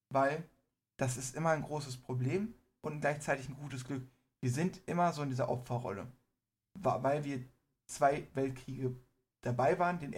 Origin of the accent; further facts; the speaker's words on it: Iran; ich bin Iraner, ich bin stolz auf mein Land an sich.